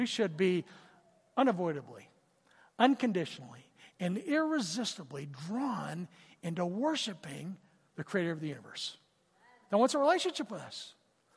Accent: Southern California, United States; I grew up in Southern California

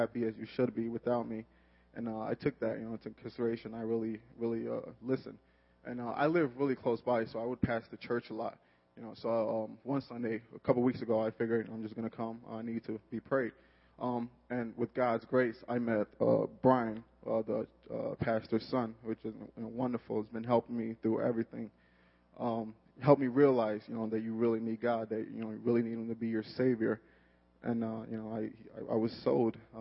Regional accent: Chicago, Illinois, United States; also born or lived in Nigeria; I was born in Nigeria. I moved to the north side of Chicago at a young age of 6

